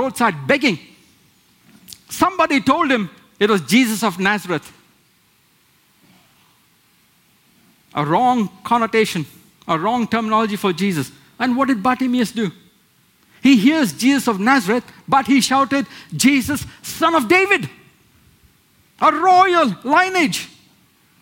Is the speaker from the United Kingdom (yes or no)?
no; India; moved away; where I come from India, where we have small idols